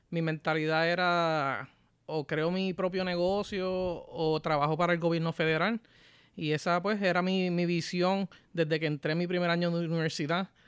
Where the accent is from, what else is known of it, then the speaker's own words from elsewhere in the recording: Ponce, Puerto Rico; moved away as an adult; also born or lived in Hatillo, Puerto Rico / Arecibo, Puerto Rico; now in United States; yo viví en varias partes de Puerto Rico, pero la, primera impresión lo que digo es soy de Ponce